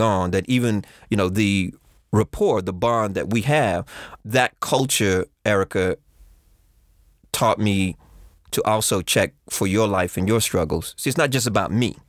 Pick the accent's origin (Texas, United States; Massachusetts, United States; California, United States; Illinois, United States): Texas, United States; Growing up in Texas